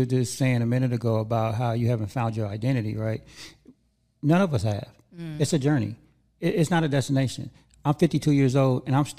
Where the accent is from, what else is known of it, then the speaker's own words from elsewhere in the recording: Los Angeles, California, United States; now in Antelope Valley, United States; Because I grew up in Hollywood and in LA, but ever since I moved out here, I want to say, I moved out here about 5 years ago.